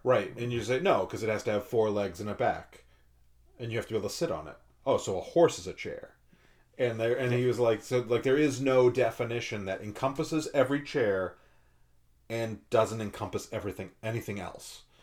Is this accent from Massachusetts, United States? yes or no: yes; Massachusetts, United States; moved away; I grew up in Massachusetts